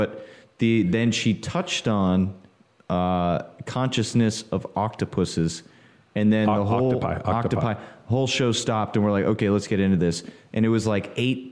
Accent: Houston, Texas, United States; I'm from Houston

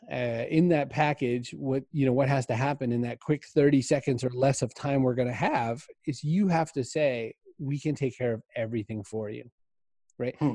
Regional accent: Maine, United States; I grew up in Maine.

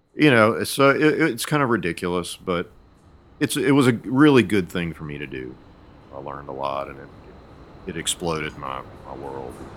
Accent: Monroe, Louisiana, United States; moved away as an adult; also born or lived in Shreveport, Louisiana / Ruston, Louisiana / Iowa; I was born in Shreveport and grew up in Monroe, which is about 800 miles east of there. Uh, also lived in a little town between those two called Ruston, uh, home of Louisiana Tech. Um, but didn't really leave North Louisiana until uh, I went to grad school in Iowa

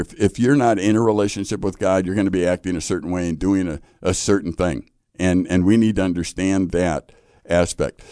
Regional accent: Chicago, Illinois, United States; I, I grew up in Chicago

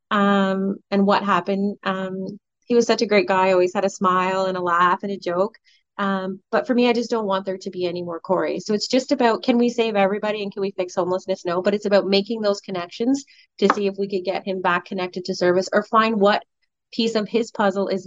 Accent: Colborne, Ontario, Canada; i grew up in a you know i grew up in Colborne it's no secret you know so i didn't have a lot of those experiences

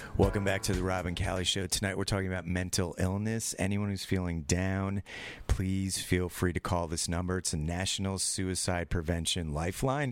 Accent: New York, United States; I'm from California, not New York

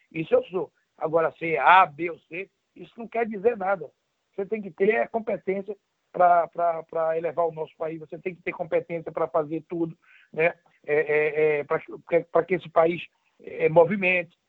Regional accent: Northeast Region, Brazil; moved away as an adult; also born or lived in São Paulo / Campinas / Madrid; eu sou nordestino

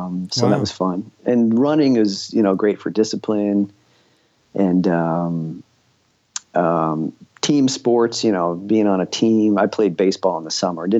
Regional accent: Royal Oak, Michigan, United States; I grew up in Royal Oak, Michigan, suburb of Detroit

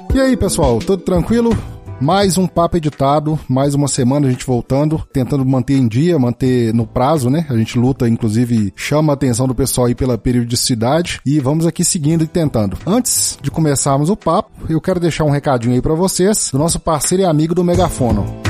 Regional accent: Minas Gerais, Brazil; eu sou mineiro, inclusive.

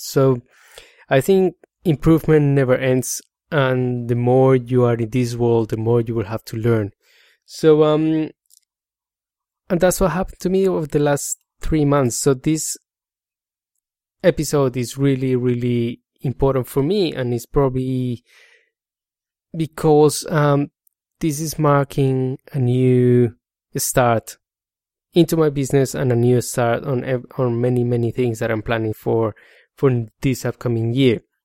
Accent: Colombia; accent: Spanish; English is a second language; moved away as an adult; now in Australia; I come from Colombia. I migrated to Australia seven years ago

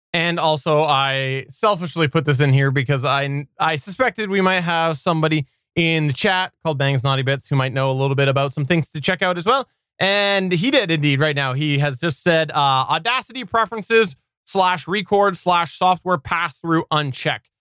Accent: Canada; also born or lived in British Columbia; I am Canadian. I am Canadian

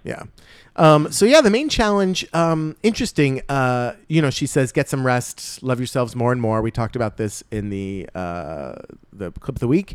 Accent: New Jersey, United States; I'm from New Jersey

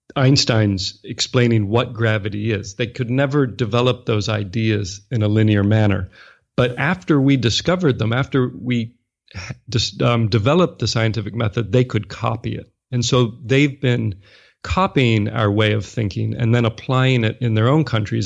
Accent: Washington, District of Columbia, United States; moved away as an adult; also born or lived in Nashville / Japan / China / Singapore; Born and raised in the U S, I grew up in Washington, D C

